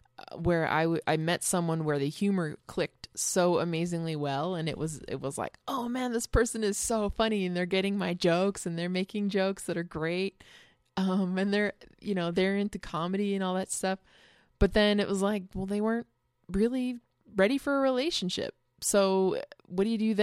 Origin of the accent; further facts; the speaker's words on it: Bakersfield, California, United States; I'm from Bakersfield in California, which is kind of like the most cowboy part of California